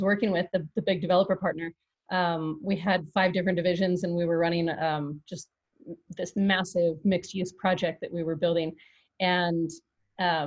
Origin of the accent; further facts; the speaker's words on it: Big Bear, California, United States; moved away as an adult; now in Las Vegas, United States; I grew up in Southern California in a little mountain community in Big Bear